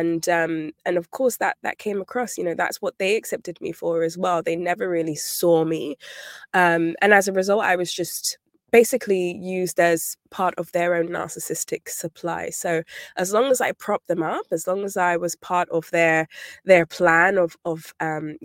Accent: United Kingdom; now in London, United Kingdom; I'm British. I'm based in London

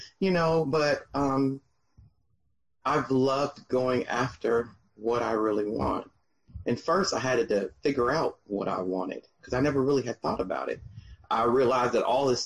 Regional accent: Atlanta, Georgia, United States; moved away as an adult; now in Melbourne, Florida, United States; I'm from Atlanta, Georgia. Been there since

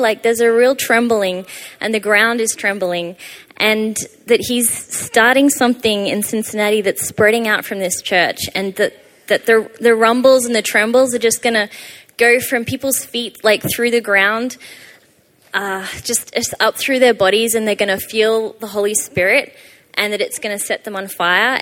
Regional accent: Australia; moved away; I'm from Australia, hence the weird accent.

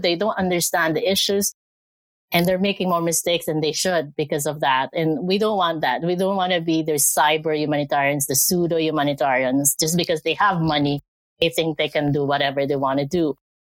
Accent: Philippines; moved away as an adult; also born or lived in Canada; now in Alberta, Canada; I'm from the Philippines. Uh, I was uh, I was born there, educated, grew up, uh, did a lot of work back there, and I moved here to Canada in 2010.

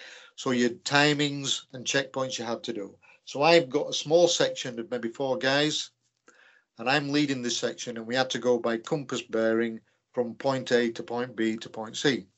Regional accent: Leeds, Yorkshire and the Humber, United Kingdom; From Yorkshire.

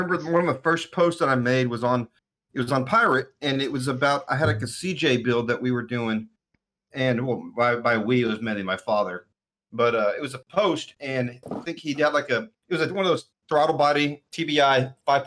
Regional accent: White Oak, Texas, United States; moved away as an adult; now in New York, United States; 10 miles away from my hometown. So I'm originally from White Oak, Texas.

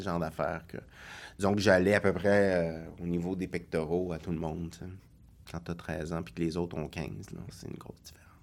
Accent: Longueuil, Quebec, Canada; also born or lived in Brossard / Montreal; J'ai été élevé à Longueuil et à Brossard.

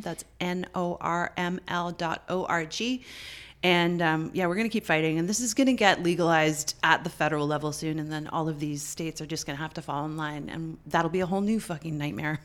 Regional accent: Canada; as a Canadian

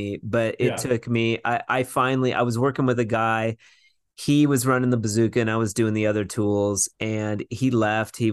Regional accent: Vancouver, Washington, United States; I'm from Vancouver, Washington

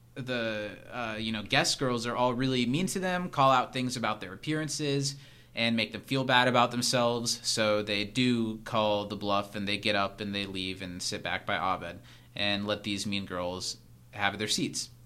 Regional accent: Midwest, United States; a young boy growing up in the Midwest

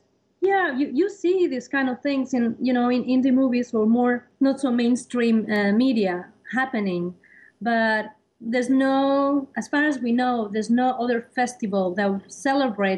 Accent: Spain; English is a second language; moved away as an adult; now in New York, United States; I come from Spain

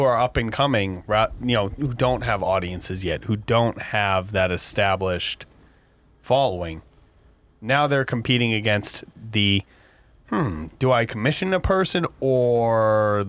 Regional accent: United States; us being American

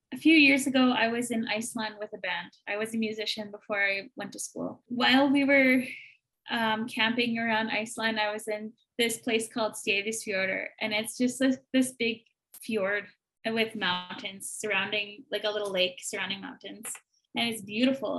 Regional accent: Manitoba, Canada; I'm from Manitoba

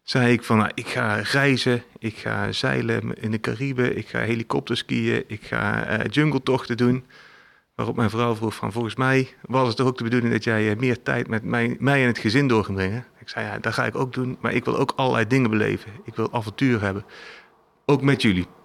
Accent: Eindhoven, North Brabant, Netherlands; moved away as an adult; also born or lived in Tilburg; maar ik ben opgegroeid in Brabant, in Eindhoven. toen ben ik in Tilburg gaan studeren.

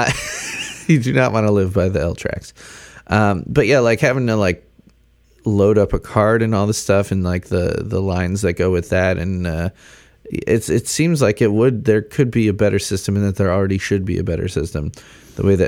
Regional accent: Chicago, Illinois, United States; growing up in Chicago

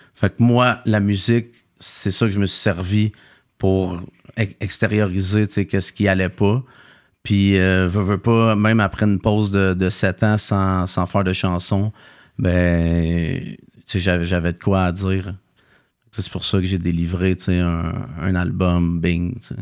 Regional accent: Saint-Hyacinthe, Quebec, Canada; je viens de Saint-Hyacinthe

